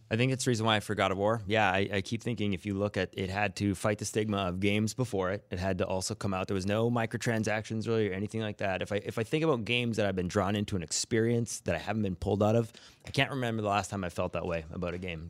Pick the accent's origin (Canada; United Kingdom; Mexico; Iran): Canada; I'm Canadian